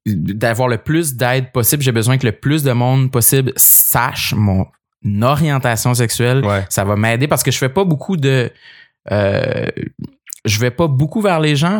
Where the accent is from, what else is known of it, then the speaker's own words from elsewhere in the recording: Gaspésie, Quebec, Canada; j'ai grandi en Gaspésie